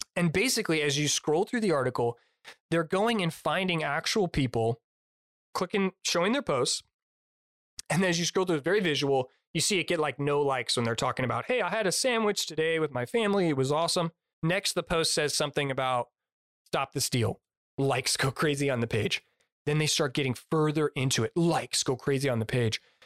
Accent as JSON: {"language": "English", "country": "United States", "said": "I'm an American through and through"}